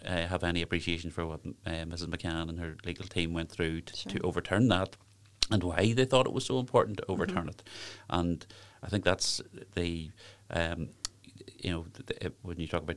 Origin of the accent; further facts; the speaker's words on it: Lurgan, Northern Ireland, United Kingdom; moved away; I'm obviously originally from the Craigavon, Lurgan area